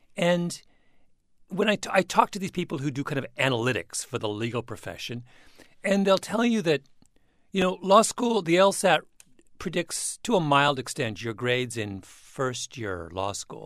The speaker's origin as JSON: {"language": "English", "country": "Canada", "said": "I'm a Canadian"}